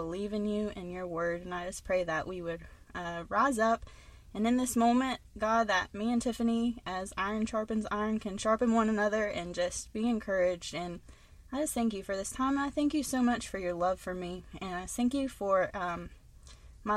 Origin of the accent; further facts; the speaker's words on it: West Virginia, United States; also born or lived in North Carolina; I was born in North Carolina, and then my mom moved back to West Virginia, and we moved in with her grandma, my great-grandmother, so she helped take care of me a lot